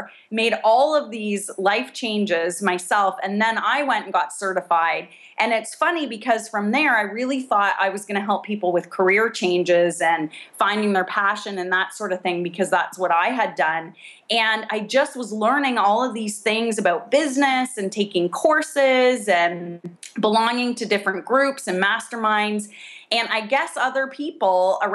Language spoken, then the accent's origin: English; Canada; moved away as an adult; now in California, United States; we're both Canadian